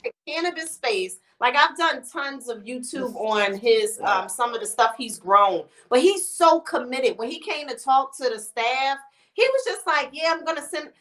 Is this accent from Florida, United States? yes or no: no; Philadelphia, Pennsylvania, United States; I'm from Philly.